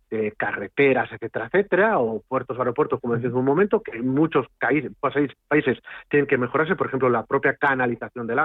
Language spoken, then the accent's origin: Spanish; Castilla-La Mancha, Spain; y no soy gallego, he dicho que soy castellano manchego